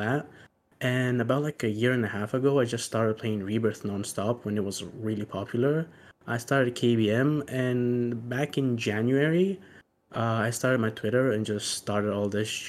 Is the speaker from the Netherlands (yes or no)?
no; Greece; I'm from Greece